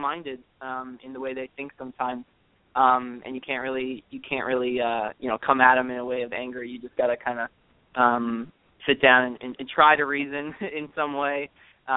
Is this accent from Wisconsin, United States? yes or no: yes; Wisconsin, United States; I grew up in Wisconsin